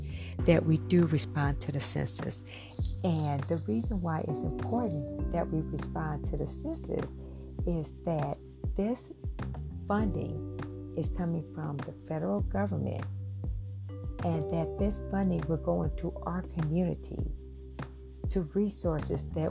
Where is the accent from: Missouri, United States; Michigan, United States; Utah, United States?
Missouri, United States; St. Louis; I am from St. Louis, Missouri